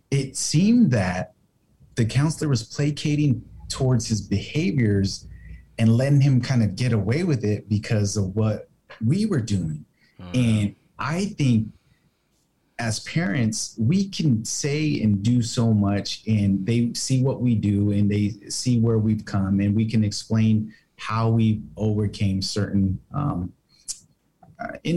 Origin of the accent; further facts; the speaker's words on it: United States; being Mexican American